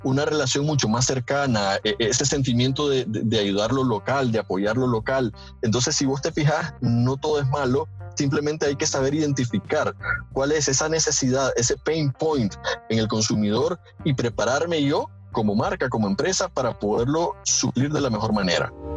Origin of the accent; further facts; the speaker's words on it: Nicaragua; nosotros como, como nicaragüenses